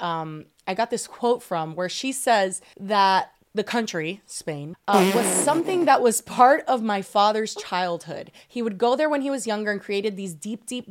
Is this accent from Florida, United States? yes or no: yes; Miami, Florida, United States; accent: Miami; moved away; My accent is more a Miami accent than anything else.